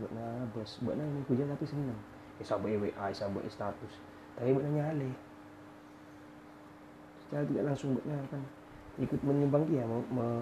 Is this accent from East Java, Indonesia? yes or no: yes; East Java, Indonesia; aku ini Madura